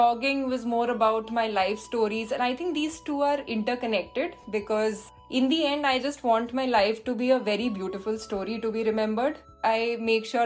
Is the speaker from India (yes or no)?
yes; India; moved away as an adult; also born or lived in Visakhapatnam / Mumbai; now in United Kingdom; I can go back to my home country